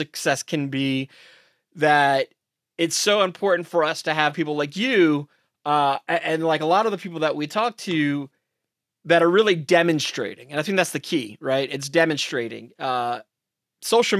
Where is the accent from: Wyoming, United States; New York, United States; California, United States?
New York, United States; New York City; I grew up, I'm from New York City